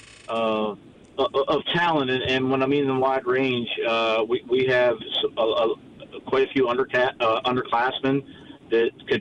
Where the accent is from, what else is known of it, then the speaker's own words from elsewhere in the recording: Washington County, Maryland, United States; So I'm originally from Washington County. I went to Clear Spring High School